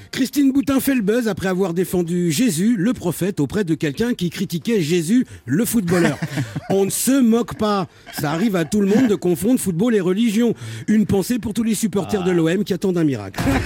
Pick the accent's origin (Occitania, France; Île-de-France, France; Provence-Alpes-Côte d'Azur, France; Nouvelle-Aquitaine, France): Île-de-France, France; Paris; Moi je suis parisien.